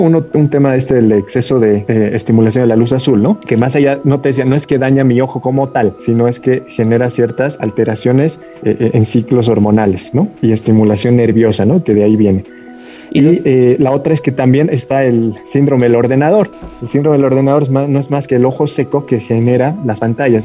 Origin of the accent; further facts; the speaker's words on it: Bolivia; como buen boliviano